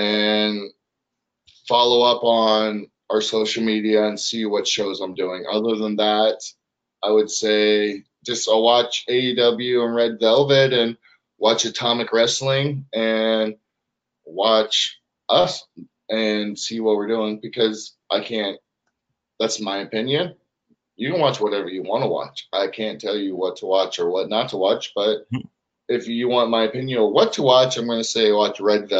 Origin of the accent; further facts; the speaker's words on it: Canada; Oh, we're from Canada. What up?